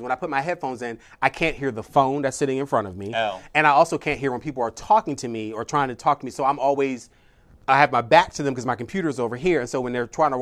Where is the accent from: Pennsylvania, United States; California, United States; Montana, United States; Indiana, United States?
Pennsylvania, United States; Philadelphia; I'm from Philadelphia